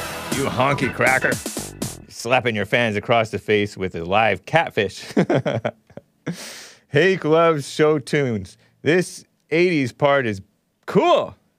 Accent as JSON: {"language": "English", "town": "Temple City", "region": "California", "country": "United States", "tie": "born or raised there", "said": "Did you know I grew up in Temple City, California? But I went to school in El Monte, which makes it sound more ghetto."}